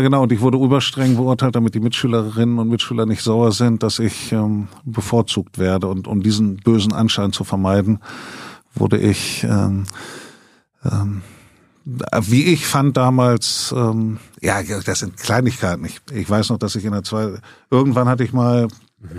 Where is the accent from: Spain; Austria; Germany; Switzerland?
Germany; Elze, Lower Saxony; now in Bremen, Germany; Ich bin äh, in Ehls, also in Mehle, einem Ortsteil von Ehls im Landkreis Hildesheim geboren